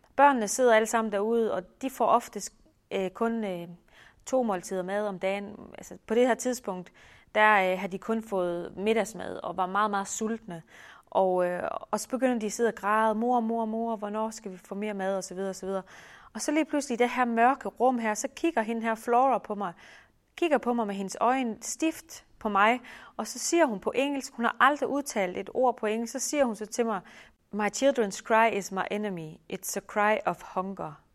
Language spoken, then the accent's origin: Danish; Denmark; moved away as an adult; hjemme i Danmark